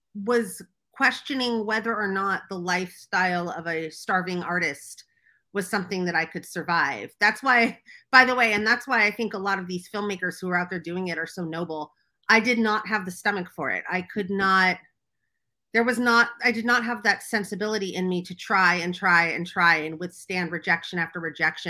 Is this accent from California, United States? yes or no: yes; Los Angeles, California, United States; also born or lived in New York; I grew up in Los Angeles